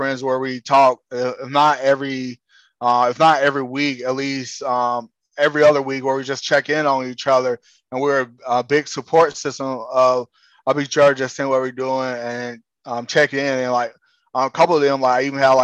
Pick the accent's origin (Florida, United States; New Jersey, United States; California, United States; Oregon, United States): Florida, United States; South; I grew up in the South Florida